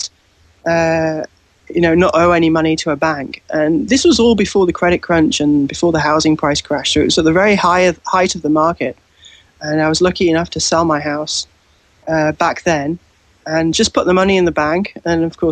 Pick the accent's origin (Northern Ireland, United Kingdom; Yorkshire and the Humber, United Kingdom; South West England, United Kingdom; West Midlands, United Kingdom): Yorkshire and the Humber, United Kingdom; moved away as an adult; also born or lived in Durham; now in London, United Kingdom; I was born in Yorkshire, so that's I guess 200 miles north of London. So I was raised there, and I lived there till I was 18